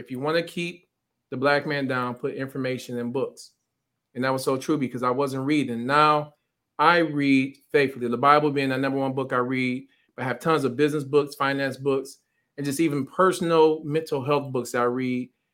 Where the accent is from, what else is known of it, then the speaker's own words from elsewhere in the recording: Pontiac, Michigan, United States; growing up in Pontiac